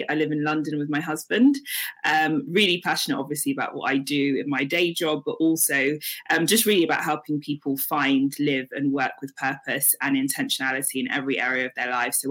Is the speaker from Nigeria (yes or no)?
yes; Nigeria; We weren't Christian because they were Christian or because we're Nigerian.